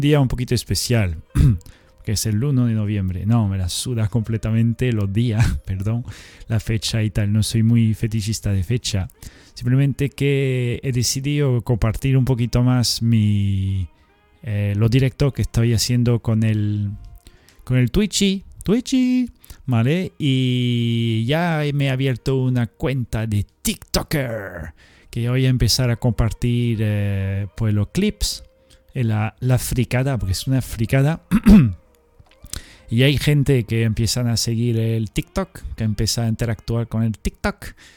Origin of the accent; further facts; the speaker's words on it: Spain; nosotros tenemos Andalucía y, la zona, yo qué sé, por la eh, Cataluña